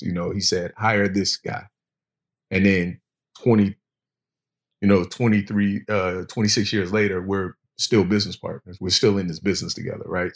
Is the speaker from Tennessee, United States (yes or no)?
no; Virginia Beach, Virginia, United States; I'm originally from Virginia Beach, Virginia